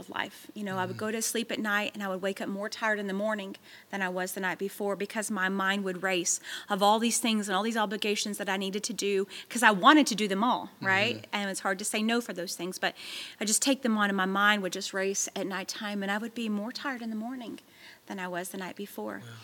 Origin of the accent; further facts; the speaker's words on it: Texas, United States; moved away as an adult; now in Tennessee, United States; we're from Texas, and we had all of our family back in Texas